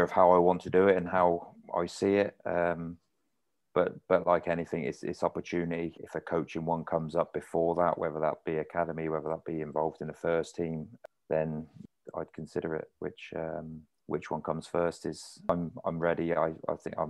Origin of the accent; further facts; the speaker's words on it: Oxford, South East England, United Kingdom; moved away; It's my hometown club